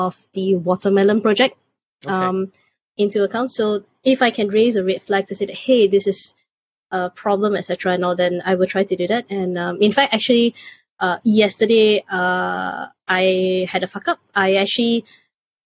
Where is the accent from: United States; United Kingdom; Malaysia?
Malaysia; Selangor; in my state, my home state of Selangor